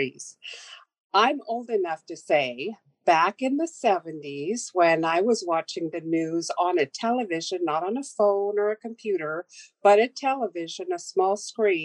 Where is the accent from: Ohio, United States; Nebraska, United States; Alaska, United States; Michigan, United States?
Alaska, United States; Sitka; I was born in Sitka a very long time ago, and I have served on our tribal council for 8 years